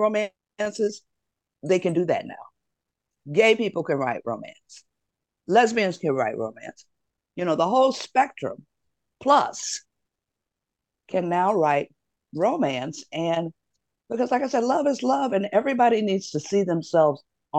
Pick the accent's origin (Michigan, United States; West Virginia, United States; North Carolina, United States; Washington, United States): Michigan, United States; Detroit; my hometown of Detroit